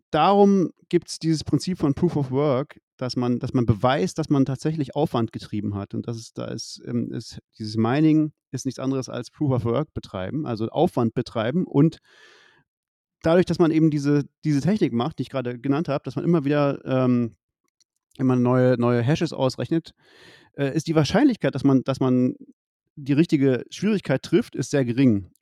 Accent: Leipzig, Saxony, Germany; ich, ich komme aus Leipzig

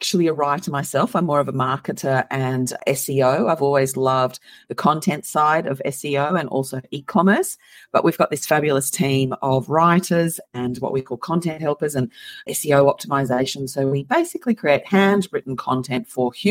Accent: Moss Vale, New South Wales, Australia; I'm from Australia. So I'm from a tiny little town called Moss Vale

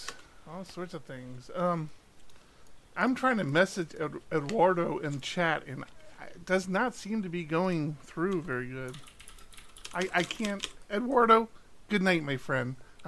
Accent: Maryland, United States; now in California, United States; When we moved from the East Coast, we were originally from Maryland, and we moved out to California.

